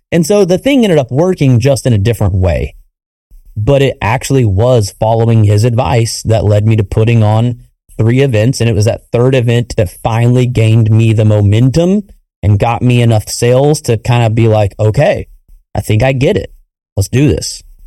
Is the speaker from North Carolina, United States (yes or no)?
no; Wichita, Kansas, United States; Wichita, Kansas, which is my hometown